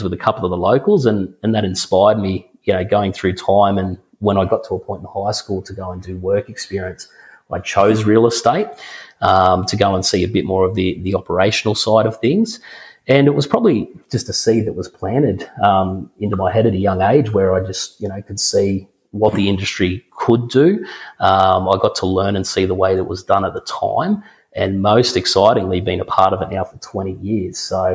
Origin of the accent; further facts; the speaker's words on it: Griffith, New South Wales, Australia; I'm born and raised in Griffith